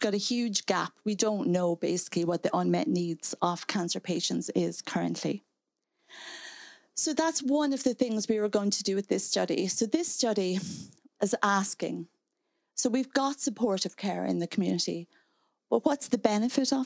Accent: Donegal, Ulster, Ireland; moved away; I'm from Donegal

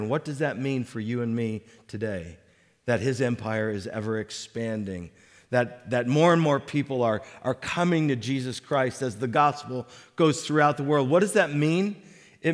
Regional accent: Connecticut, United States; growing up in Connecticut as a little kid

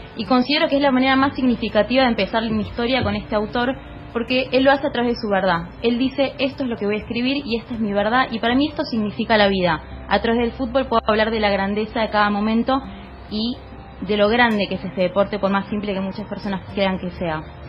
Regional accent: Argentina; somos los argentinos

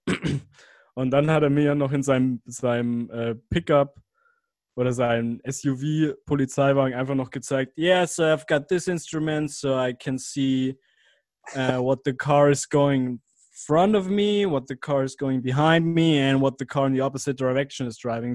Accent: Germany

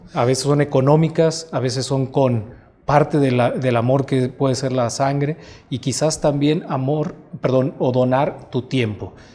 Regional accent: Mexico; tenemos un compromiso como mexicanos

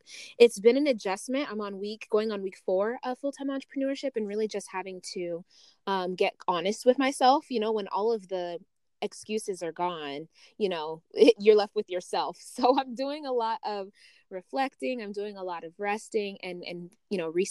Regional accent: Las Vegas, Nevada, United States; also born or lived in Uganda; I actually was born in Uganda and I was raised in Las Vegas

